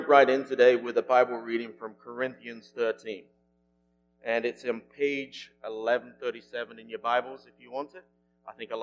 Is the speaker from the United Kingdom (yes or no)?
yes; England, United Kingdom; moved away; my home country is England